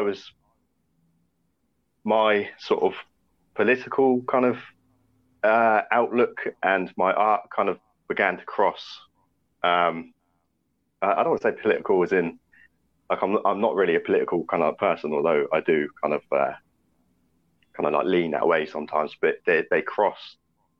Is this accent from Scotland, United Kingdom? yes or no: no; Southampton, South East England, United Kingdom; born or raised there